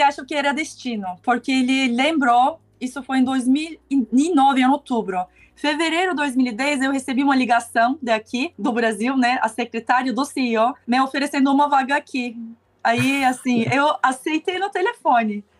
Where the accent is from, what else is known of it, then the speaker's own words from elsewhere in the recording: Istanbul, Turkey; Portuguese is a second language; moved away as an adult; also born or lived in Germany / Costa Rica; now in Brazil; eu nasci e cresci em Istambul, né, na Turquia